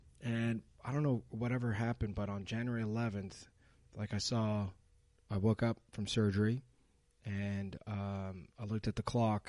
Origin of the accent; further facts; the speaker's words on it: Montreal, Quebec, Canada; also born or lived in New York City, United States; I was born in Montreal